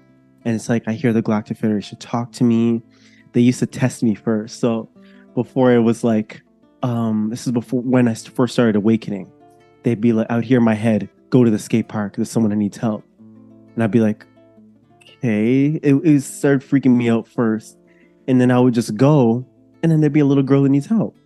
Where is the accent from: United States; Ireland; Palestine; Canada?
Canada; near Toronto, Ontario; I am coming from Canada. I live near Toronto. My family is from Jamaica and I was born here actually. So I've been here my whole life